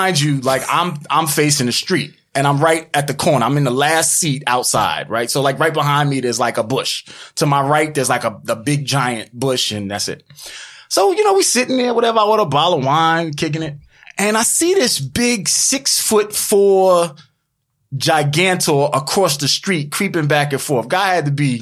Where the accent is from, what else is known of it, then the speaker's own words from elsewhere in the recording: New York City, New York, United States; I'm from Queens